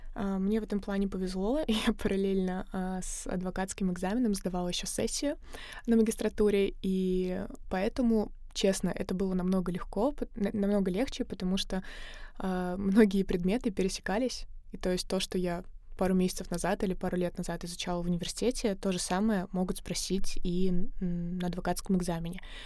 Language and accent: Russian; Samara Oblast, Russia; moved away as an adult; also born or lived in Saint Petersburg; я из Самарской области, и в 17 лет, когда я закончила школу, приехала в Питер